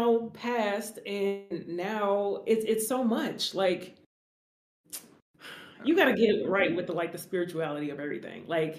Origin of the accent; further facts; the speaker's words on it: Covina, California, United States; I was born in Covina